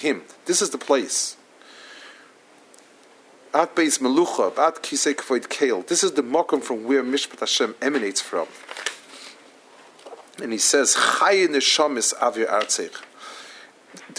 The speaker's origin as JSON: {"language": "English", "region": "New York", "country": "United States", "also_born_or_lived": "Israel", "said": "I come from Manhattan."}